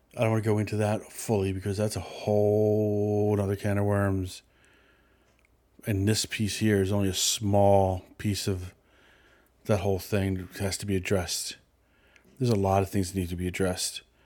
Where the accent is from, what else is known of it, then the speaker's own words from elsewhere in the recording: Philadelphia, Pennsylvania, United States; I grew up in Philadelphia